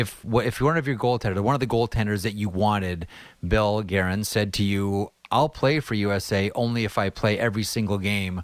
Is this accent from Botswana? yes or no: no; Canada; as a Canadian.